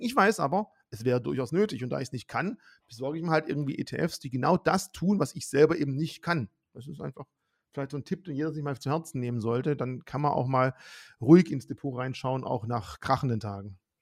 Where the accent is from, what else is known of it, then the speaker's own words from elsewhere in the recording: Swabia, Germany; ich bin Schwabe